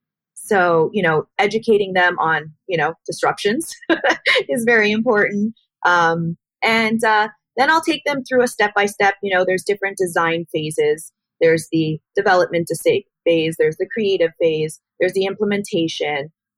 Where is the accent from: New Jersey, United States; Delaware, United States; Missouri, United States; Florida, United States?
Florida, United States; Miami Beach; also born or lived in Montreal, Canada; moved down here to Florida permanently, which I grew up in Miami Beach and Montreal.